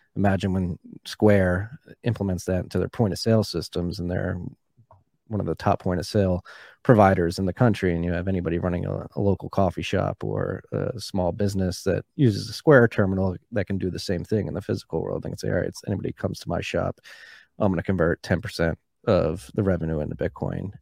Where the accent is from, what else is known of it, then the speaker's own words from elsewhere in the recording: Philadelphia, Pennsylvania, United States; I grew up in Philadelphia